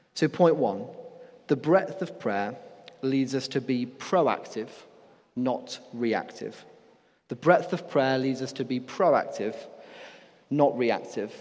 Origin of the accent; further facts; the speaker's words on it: Nottingham, East Midlands, United Kingdom; I'm from Nottingham, and the main nightclub there is a place called Rock City